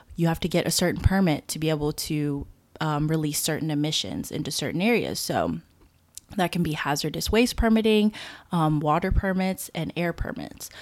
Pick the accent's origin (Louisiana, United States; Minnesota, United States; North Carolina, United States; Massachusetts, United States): Louisiana, United States; Baton Rouge; also born or lived in Marshall Islands; I was born in the Marshall Islands, but I've grown up my entire life." um, in the Baton Rouge area of Louisiana